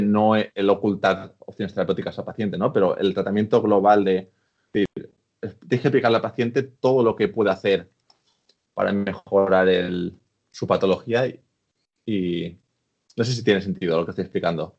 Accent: Spain; moved away as an adult; now in United Kingdom; yo que soy español

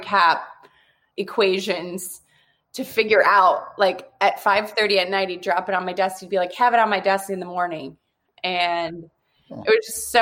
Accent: Michigan, United States; I grew up playing sports and hockey was like a religion, I'm from Michigan

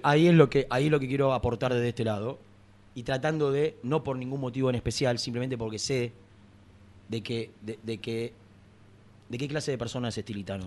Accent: Gerli, Buenos Aires Province, Argentina; yo no soy de aquí, soy del barrio de Herli, soy del porvenir

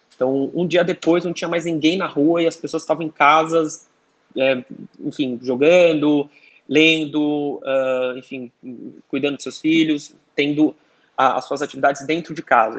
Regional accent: Brazil; now in China; sendo brasileiro

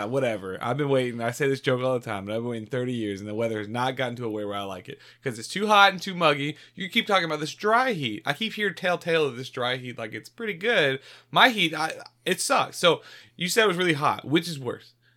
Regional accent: Savannah, Georgia, United States; I am from Savannah, Georgia, born and raised

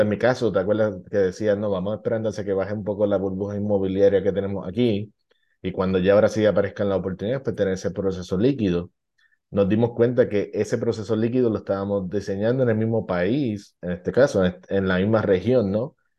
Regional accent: Puerto Rico; now in United States; yo sé de Puerto Rico

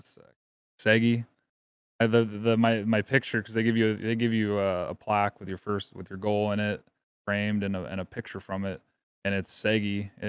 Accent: Pittsburgh, Pennsylvania, United States; Growing up in Pittsburgh.

